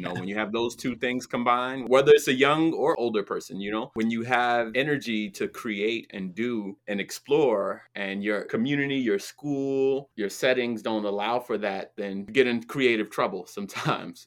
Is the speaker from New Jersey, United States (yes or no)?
yes; New Jersey, United States; where I grew up in New Jersey